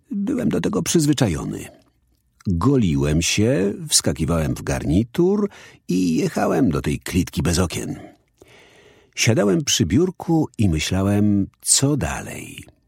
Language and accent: Polish; London, United Kingdom; Dorastałem na osiedlu w nieciekawej okolicy we wschodnim Londynie